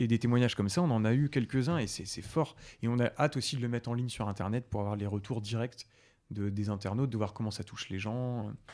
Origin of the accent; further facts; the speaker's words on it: Oise, Hauts-de-France, France; je viens de l'Oise, donc je suis, en, je suis picard.